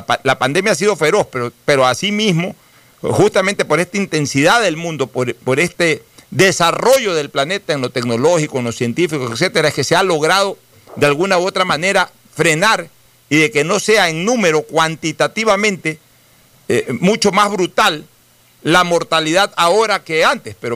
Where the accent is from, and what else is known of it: Guayaquil, Guayas, Ecuador